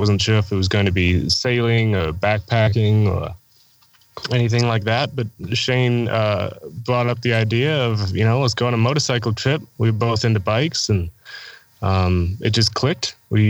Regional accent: Ashland, Wisconsin, United States; I'm from Ashland, Wisconsin. I'm 24 years old. I have been riding motorcycles since I was 18. I went to college in Ashland, Wisconsin

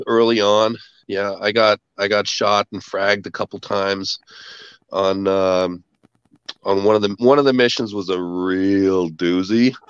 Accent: Canada; I'm a Canadian. Uh, I uh, grew up on a farm

